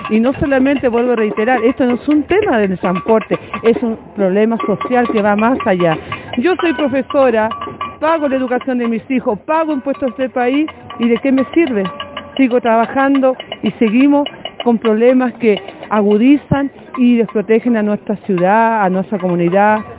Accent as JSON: {"language": "Spanish", "region": "Coquimbo", "country": "Chile", "lives_now": "Santiago, Chile", "said": "Yo soy de Coquimbo y estoy acá, no me pude regresar, pero en mi ciudad también está de lo mismo."}